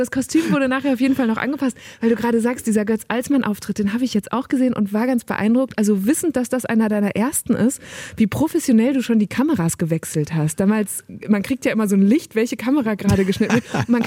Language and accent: German; Borken, North Rhine-Westphalia, Germany; Ich weiß gar nicht, ob du das weißt, aber ich komme auch aus Münsterland. Ich bin Borkenerin.